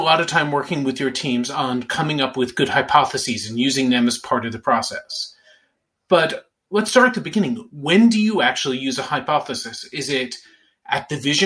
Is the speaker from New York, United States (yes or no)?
yes; New York, United States; I'm from New York, and I went to high school where the … kinda sorta went